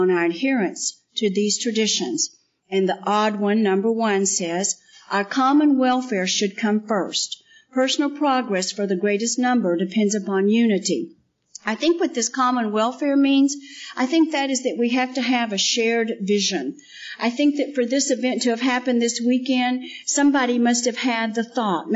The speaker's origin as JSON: {"language": "English", "region": "West Texas", "country": "United States", "tie": "born or raised there", "said": "I grew up in West Texas, which was very flat"}